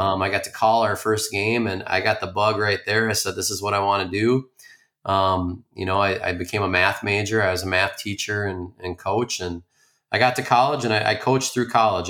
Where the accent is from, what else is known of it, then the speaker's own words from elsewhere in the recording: Spring Lake Park, Minnesota, United States; I grew up in the Twin Cities, uh, Spring Lake Park.